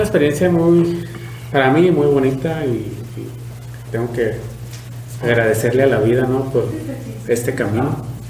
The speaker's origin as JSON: {"language": "Spanish", "town": "Apúndaro", "region": "Michoacán", "country": "Mexico", "moved": "as an adult", "lives_now": "Valle de Guadalupe, Mexico", "said": "yo soy michoacano, eh, pueblito que se llama Apúndalo, somos del municipio de Tancítaro"}